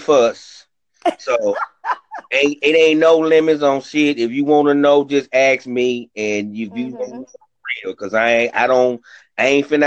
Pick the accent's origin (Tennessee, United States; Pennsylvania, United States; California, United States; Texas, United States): Tennessee, United States; Memphis; also born or lived in Rochester, New York; I'm from Memphis